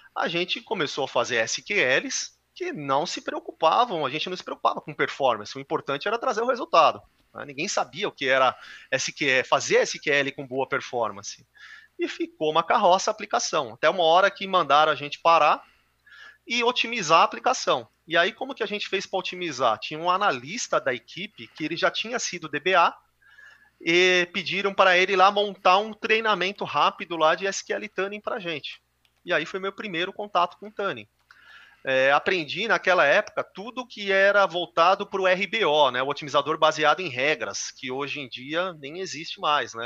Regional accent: São Paulo, Brazil; also born or lived in Santa Catarina; Sou paulista, sempre morei em São Paulo

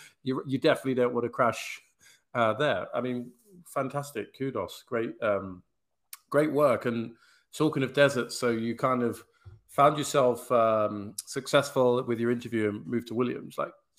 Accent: United Kingdom; actually as a Brit

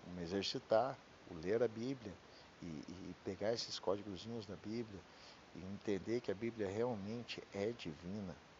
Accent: Curitiba, Paraná, Brazil; Eu sou de Curitiba, então meu DDD é 41

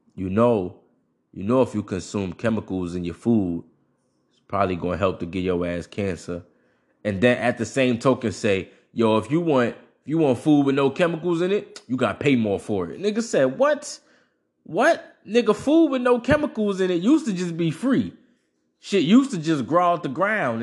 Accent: United States; as an American and as a person who grows up in, in, in a, in a modern state of things

